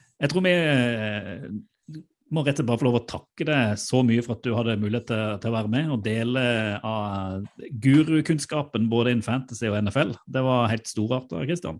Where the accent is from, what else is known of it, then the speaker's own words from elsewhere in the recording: Sørlandet, Norway; jeg er jo sørlending